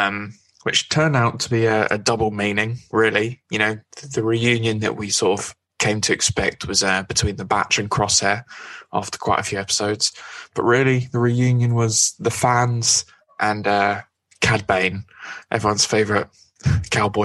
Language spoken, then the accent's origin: English; Scotland, United Kingdom; My accent does let me down. I am Scottish, so it was a good night to be Scottish